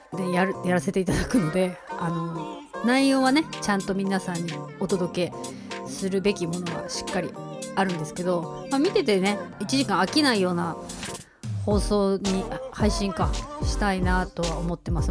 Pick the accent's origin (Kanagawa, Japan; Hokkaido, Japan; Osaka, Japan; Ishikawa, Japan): Hokkaido, Japan; 北海道人としては